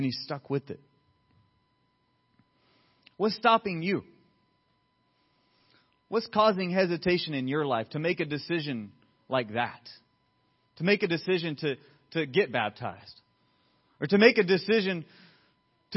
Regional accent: Riverdale, Georgia, United States; now in Santa Clarita, United States; I'm from Riverdale

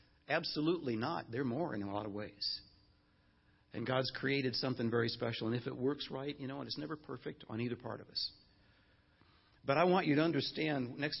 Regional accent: Chicago, Illinois, United States; moved away as an adult; now in Los Angeles, United States; Nancy and I were in Chicago, where we expected to be the rest of our lives, our ministry lives, and we grew up in Chicago

